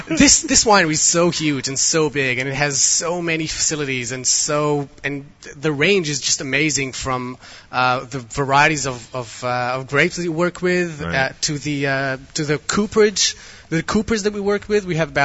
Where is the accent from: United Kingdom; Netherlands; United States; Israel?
Israel; English is a second language; Israeli born and bred.